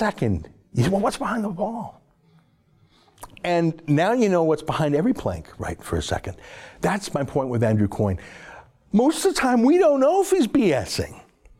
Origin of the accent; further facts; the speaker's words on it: Alberta, Canada; I'm from Alberta